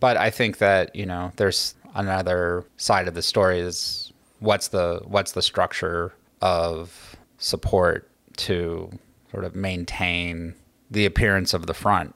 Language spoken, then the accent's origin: English; Los Angeles, California, United States; moved away as an adult; also born or lived in New Orleans; now in New York City, United States; I grew up in Los Angeles